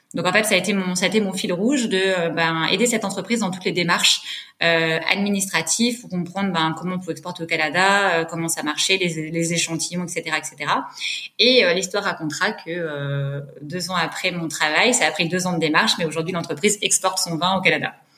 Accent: Savoie, Auvergne-Rhône-Alpes, France; moved away; je suis originaire de la Savoie

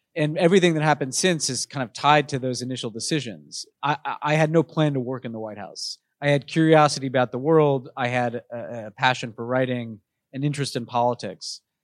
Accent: New York City, New York, United States; moved away as an adult; also born or lived in Texas; growing up in New York, I was in a very politically

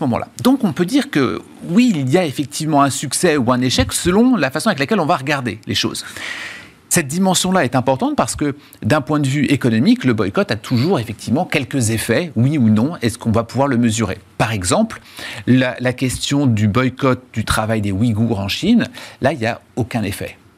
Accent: France; en tant que Français

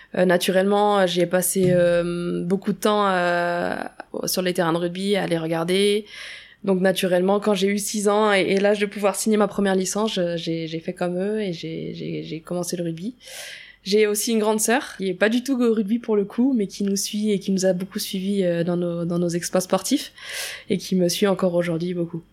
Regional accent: Auray, Brittany, France; moved away as an adult; also born or lived in Rennes; J'ai grandi, je suis née là-bas, j'ai fait ma scolarité aussi jusqu'à mes 18 ans.

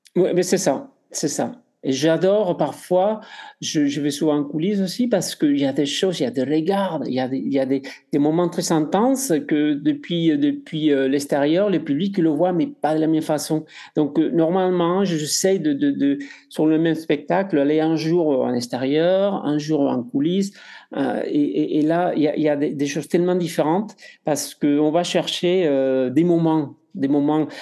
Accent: Spain; accent: Spanish; French is a second language; moved away; Je suis espagnol, vous entendez mon accent

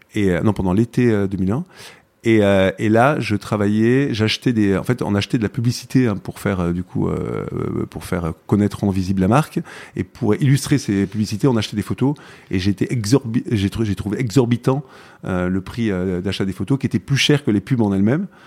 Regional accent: Aix-en-Provence, Provence-Alpes-Côte d'Azur, France; moved away as an adult; also born or lived in Marseille / Lyon / Berlin; je suis né à Aix-en-Provence et j'ai vécu 20 ans dans les Alpilles

